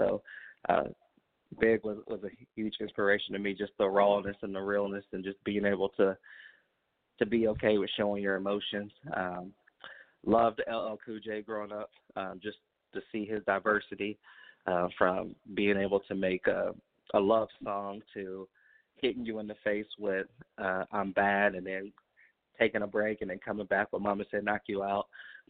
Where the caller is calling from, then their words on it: Indianapolis, Indiana, United States; I'm calling from Indianapolis, Indiana, from Naptown.